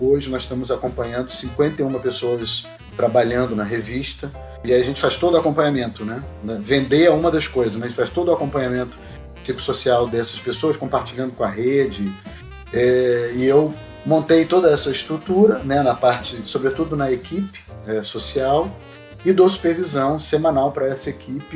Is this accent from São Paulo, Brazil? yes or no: no; Rio de Janeiro, Brazil; Eu tive uma, uma possibilidade de formação que tem muito a ver com a cidade na qual eu nasci. Eu sou do Rio de Janeiro